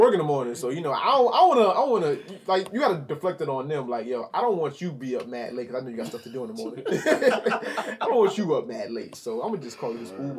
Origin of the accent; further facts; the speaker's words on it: Connecticut, United States; I'm from Connecticut.